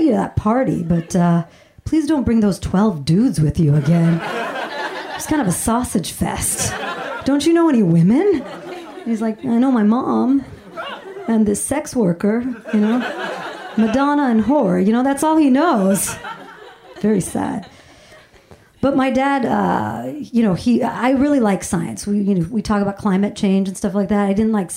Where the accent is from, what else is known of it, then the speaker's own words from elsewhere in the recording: Alabama, United States; moved away as an adult; now in California, United States; I grew up in Alabama